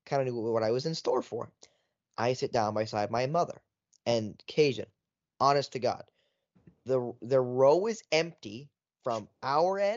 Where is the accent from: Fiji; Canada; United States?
Canada; Wiarton, Ontario; I'm from Wyerton, Ontario, Canada.